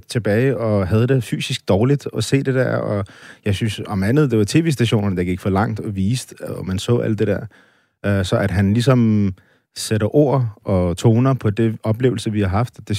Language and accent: Danish; Denmark; Danmark er mit hjemland, og jeg er dansker og stolt af det.